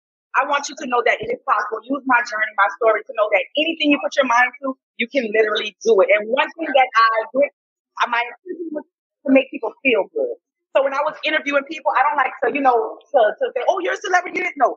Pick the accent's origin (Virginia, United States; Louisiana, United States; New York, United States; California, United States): Louisiana, United States; New Orleans; I'm from New Orleans.